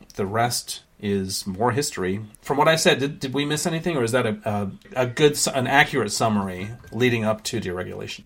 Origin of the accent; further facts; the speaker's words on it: San Francisco, California, United States; also born or lived in Sri Lanka; growing up in San Francisco in the late seventies